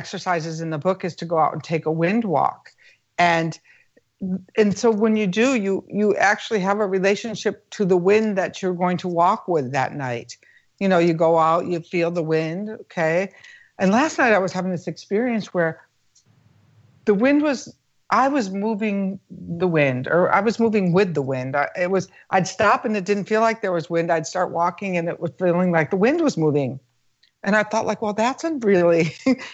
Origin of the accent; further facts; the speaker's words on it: United States; being an American